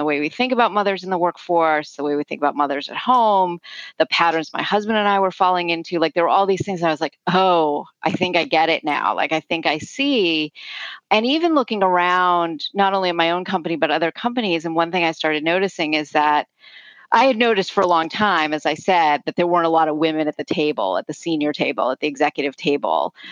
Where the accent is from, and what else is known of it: United States